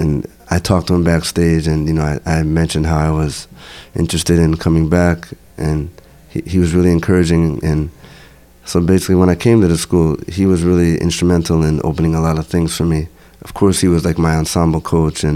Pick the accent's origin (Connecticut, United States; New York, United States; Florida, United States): Connecticut, United States; Norwalk; I'm originally from, I was born in Norwalk, Connecticut.